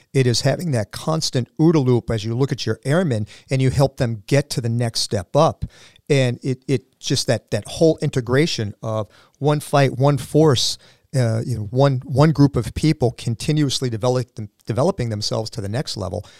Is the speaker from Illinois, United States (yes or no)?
no; Sandwich, Massachusetts, United States; I am also a Sandwich High School alum